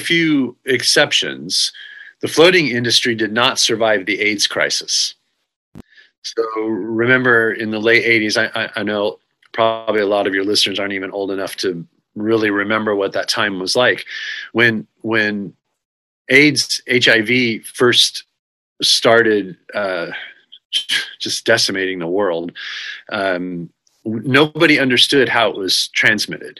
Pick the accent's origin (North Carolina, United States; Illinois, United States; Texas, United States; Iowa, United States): Texas, United States; moved away as an adult; also born or lived in New York; I decided to come back to Texas. I grew up in Texas